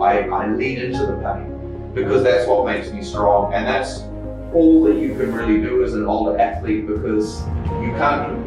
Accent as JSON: {"language": "English", "country": "New Zealand", "tie": "born or raised there", "lives_now": "Thailand", "said": "Uh, I grew up in New Zealand, um, but my mother uh, grew up here in Thailand when she was very young."}